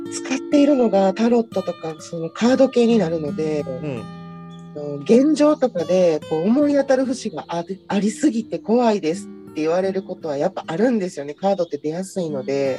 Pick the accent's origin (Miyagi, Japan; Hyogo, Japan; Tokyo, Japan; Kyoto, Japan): Kyoto, Japan; 私は生まれも育ちも京都なので